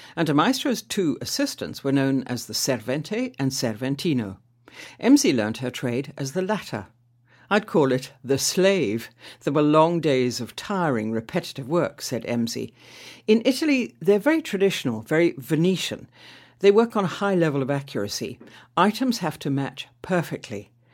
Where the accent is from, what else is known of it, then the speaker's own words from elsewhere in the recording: Manchester, North West England, United Kingdom; also born or lived in London; now in Stalbridge, United Kingdom; I come from Manchester